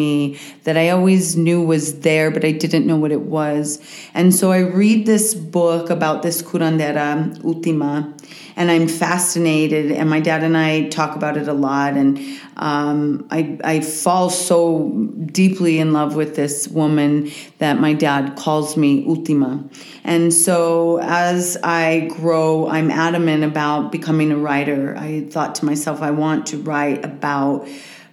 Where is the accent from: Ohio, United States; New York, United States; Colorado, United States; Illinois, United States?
Colorado, United States; Walsenburg; also born or lived in Boulder, Colorado; I'm from Southern Colorado, a little town called Walsenburg. It's where my family is from, many generations. I grew up for a period of time in Boulder as I was a kid, and then went to high school in Walsenburg